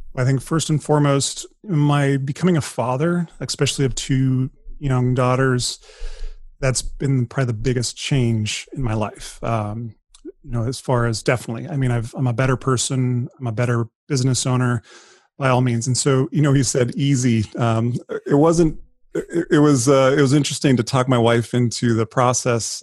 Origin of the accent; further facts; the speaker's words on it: Colorado, United States; moved away as an adult; now in San Diego, United States; I grew up, I was born and raised in Colorado. First forty years of my life